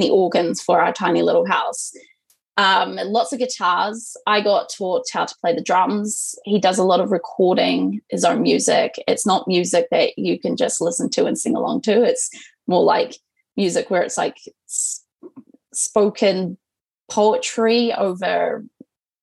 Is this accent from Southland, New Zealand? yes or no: yes; Southland, New Zealand; I'm originally from Southland in a tiny, tiny town called Ōtoto or Tautau. It's like a rural-ass town, probably less than 700 people live there. I lived my entire life of up to 18 years in this tiny wee town with my parents.